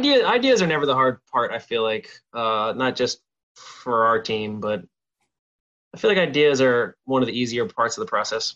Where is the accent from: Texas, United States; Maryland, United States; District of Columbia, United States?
Maryland, United States; Baltimore; I'm from Baltimore